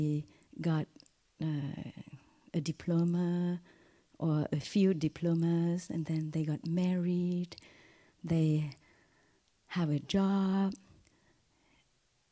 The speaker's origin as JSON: {"language": "English", "country": "Vietnam", "tie": "born or raised there", "also_born_or_lived": "France", "moved": "yes", "said": "I was born in Vietnam during the war, and I arrived at France in 1983 as a refugee with my family"}